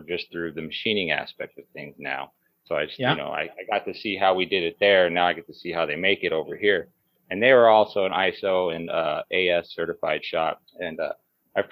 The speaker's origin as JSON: {"language": "English", "town": "Las Vegas", "region": "Nevada", "country": "United States", "tie": "born or raised there", "said": "I grew up here in Las Vegas, started working real young on the Strip"}